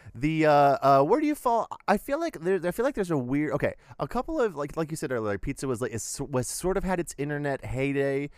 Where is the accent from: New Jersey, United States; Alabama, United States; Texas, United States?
Texas, United States; as a Texan